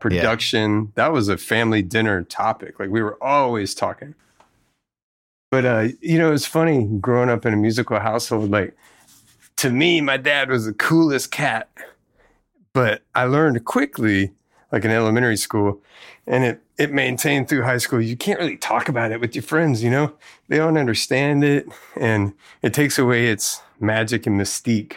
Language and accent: English; Tennessee, United States; moved away; also born or lived in Mississippi; we grew up in Tennessee